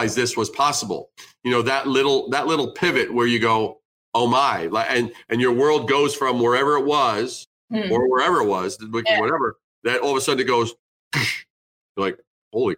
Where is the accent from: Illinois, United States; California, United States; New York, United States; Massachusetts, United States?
New York, United States; growing up in New York